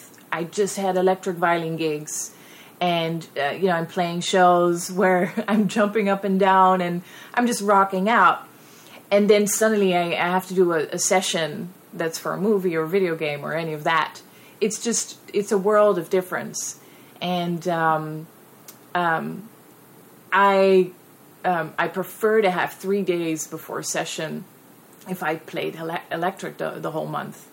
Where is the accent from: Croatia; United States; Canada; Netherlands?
Netherlands; English is a second language; moved away; I'm 100% Dutch. So English is not my first language